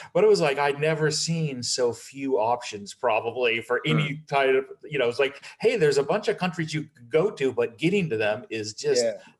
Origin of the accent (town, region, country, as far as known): United States